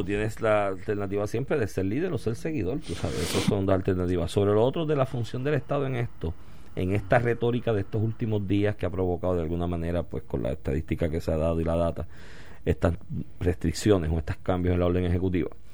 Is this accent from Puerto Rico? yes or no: yes; Puerto Rico